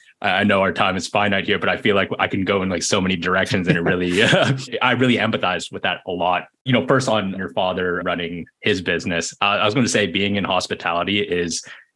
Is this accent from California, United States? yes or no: yes; Berkeley, California, United States; for me growing up in Berkeley, being close to UC Berkeley